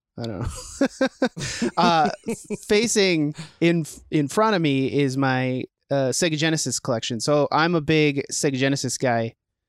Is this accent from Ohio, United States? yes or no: no; St. Paul, Minnesota, United States; I am born and raised in St. Paul. I went to school for film. So I am a local film scholar.